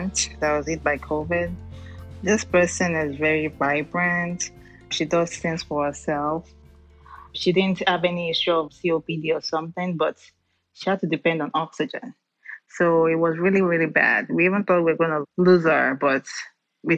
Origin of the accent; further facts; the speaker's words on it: Lagos, Nigeria; moved away as an adult; now in Houston, United States; I'm from Nigeria. I've been in the U.S. I came into the country 2010, so this will be my 11th year. Where I came from is a big community, which is Lagos